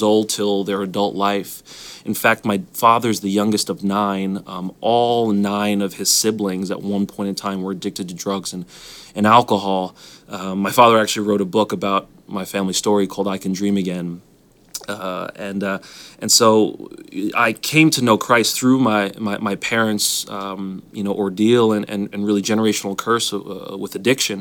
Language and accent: English; New York, United States; moved away as an adult; also born or lived in Alabama; now in Washington, D.C., United States; I grew up in New York, so me moving to Alabama was a big move